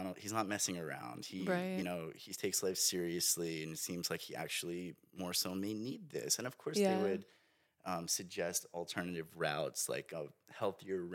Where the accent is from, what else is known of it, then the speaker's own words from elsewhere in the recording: Long Island, Suffolk County, New York, United States; also born or lived in Brooklyn, New York; Family and everybody's from the Brooklyn area. And then I grew up in the Long Island, Suffolk County area of New York